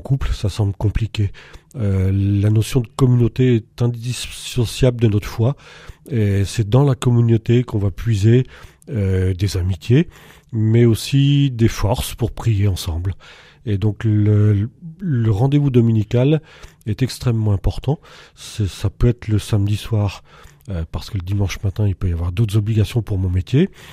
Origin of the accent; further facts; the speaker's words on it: Montceau-les-Mines, Saône-et-Loire, Bourgogne-Franche-Comté, France; moved away as an adult; now in Montluel, France; je suis originaire de Saône-et-Loire, de mont mines j'ai quitté pour mes études